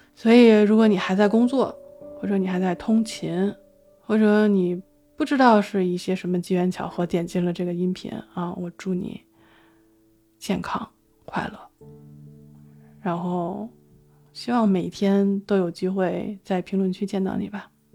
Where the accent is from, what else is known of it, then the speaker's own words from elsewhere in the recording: China; 一个从小生长在中国的人